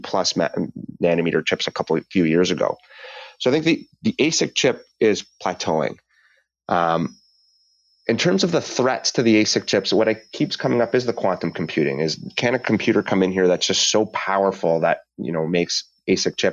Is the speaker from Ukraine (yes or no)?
no; Canada; as a Canadian